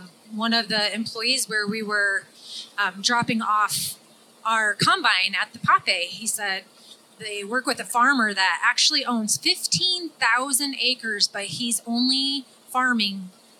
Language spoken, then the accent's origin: English; Iowa, United States; And we're from the Midwest. We're from Iowa.